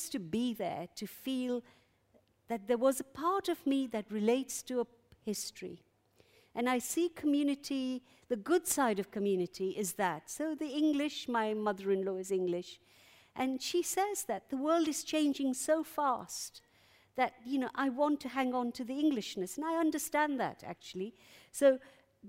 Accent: Uganda; now in London, United Kingdom; I'm an exile from Uganda

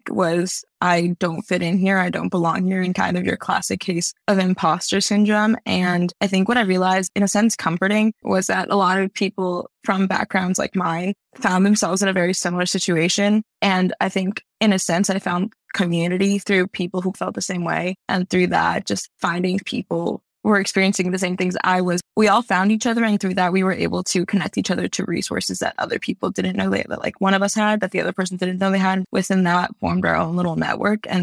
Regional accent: White Plains, New York, United States; moved away as an adult; now in Hanover, United States; I'm from White Plains, which is actually a very Latino little city

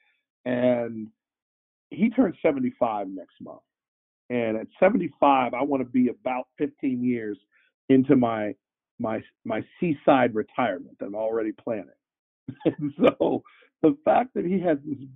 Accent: Cleveland, Ohio, United States; moved away; I grew up in Cleveland

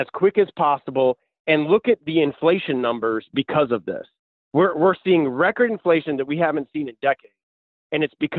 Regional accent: Florida, United States; I've lived here my entire life. My family's been here for generations

